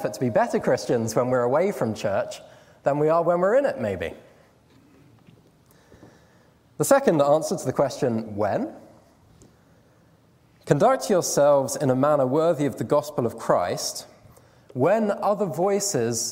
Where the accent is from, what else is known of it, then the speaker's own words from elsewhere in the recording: United Kingdom; we're British